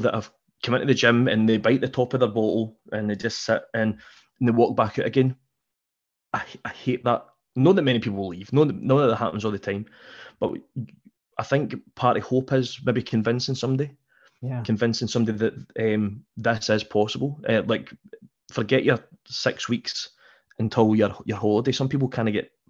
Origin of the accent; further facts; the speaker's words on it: Scotland, United Kingdom; we're British people, we're Scottish